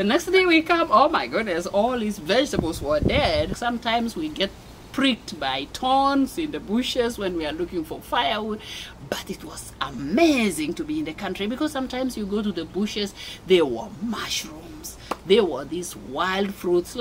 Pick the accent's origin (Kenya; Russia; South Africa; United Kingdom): Kenya; Mombasa, Mombasa County; moved away as an adult; also born or lived in Des Moines, United States / Loveland, Colorado, United States; now in Colorado, United States; I was born and raised in Mombasa. That's another amazing city in Kenya.